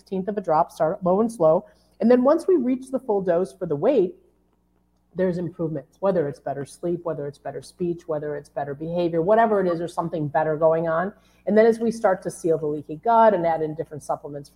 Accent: Chicago, Illinois, United States; I'm from Chicago

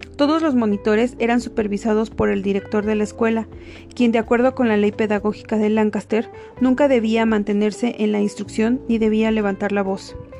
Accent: Mexico; nuestro país

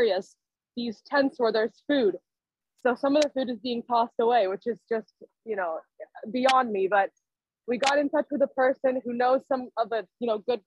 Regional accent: Vancouver, British Columbia, Canada; now in Toronto, Canada; I grew up in Vancouver. I moved to Toronto

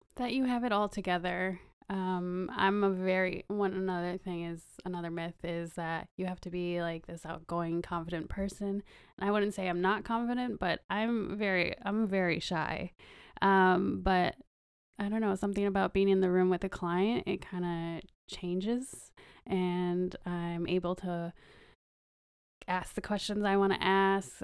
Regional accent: Wisconsin, United States; moved away as an adult; also born or lived in Kentucky; now in California, United States; I grew up in Wisconsin

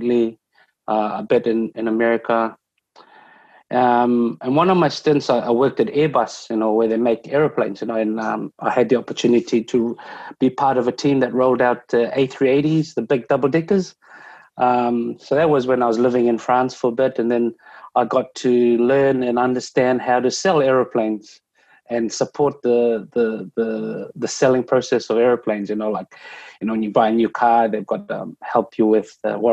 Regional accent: Fiji; moved away; back home in Fiji

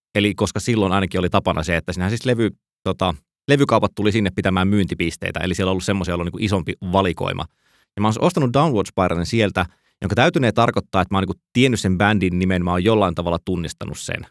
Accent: Joensuu, North Karelia, Finland; mä oon siis kotoisin Joensuusta

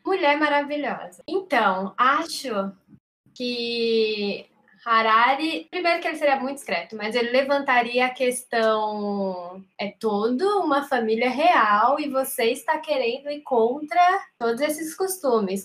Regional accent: Quixadá, Ceará, Brazil; now in São Paulo, Brazil; eu estou em São Paulo, mas eu também sou de Quixadá, morei no interior, mais interior que a Dávila

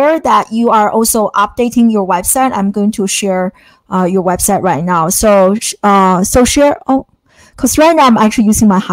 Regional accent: China; now in United States; I came from a totally different kind of STEM focused educational background, growing up in China

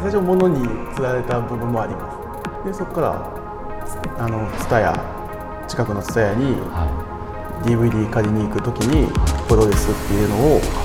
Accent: Osaka, Japan; moved away as an adult; now in Tokyo, Japan; 出身は大阪

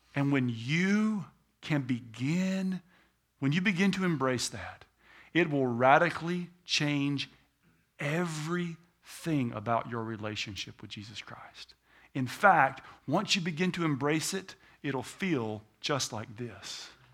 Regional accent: United States; I'm an American

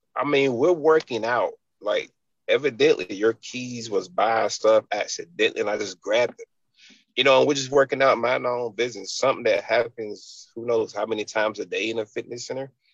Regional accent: Enfield, North Carolina, United States; moved away; also born or lived in Raleigh/Wake Forest, North Carolina; I'm from a little town called Enfield.

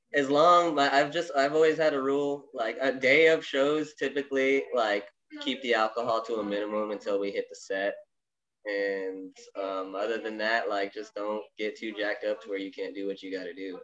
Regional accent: Tucson, Arizona, United States; Born and raised Tucson, Arizona

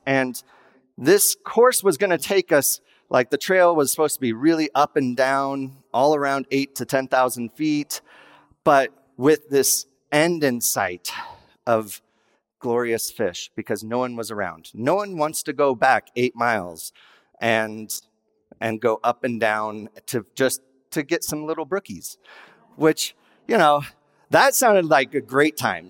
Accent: Wyoming, United States; I was raised in Wyoming

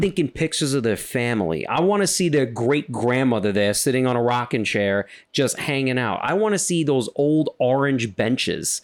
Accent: New York City, New York, United States; I'm from Queens. Hear my accent

